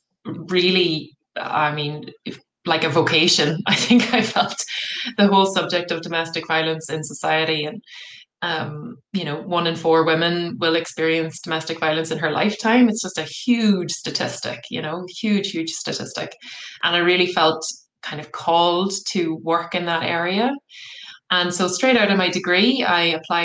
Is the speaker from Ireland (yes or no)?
yes; Cork, Munster, Ireland; moved away as an adult; also born or lived in Galway; I'm from Cork originally